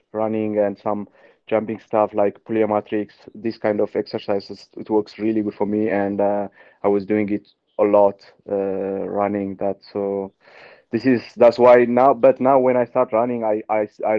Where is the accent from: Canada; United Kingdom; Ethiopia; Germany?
Ethiopia; moved away as an adult; I grew up in altitude in Ethiopia